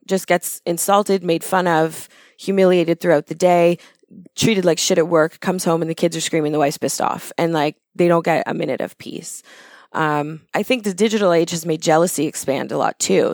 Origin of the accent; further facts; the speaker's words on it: Thornhill, Ontario, Canada; I grew up in Thornhill when it was farmland